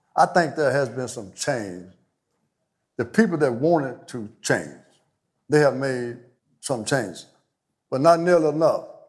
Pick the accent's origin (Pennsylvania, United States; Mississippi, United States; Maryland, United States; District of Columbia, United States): Mississippi, United States; Meadville; Growing up in Meadville at that time, my dad, our dad died when I was two and a half years old